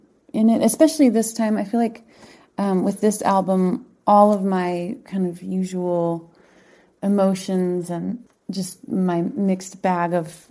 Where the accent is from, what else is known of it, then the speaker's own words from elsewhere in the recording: Boise, Idaho, United States; moved away as an adult; also born or lived in Berkshires, Massachusetts / Boston, Massachusetts; I grew up in Boise.